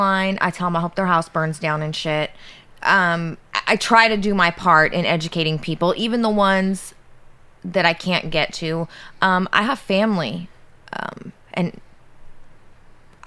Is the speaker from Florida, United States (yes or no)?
no; Pinole, California, United States; growing up in Pinole